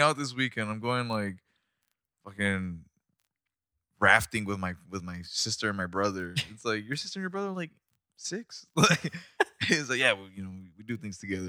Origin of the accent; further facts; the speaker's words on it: Rosarito, Baja California, Mexico; moved away; growing up in Mexico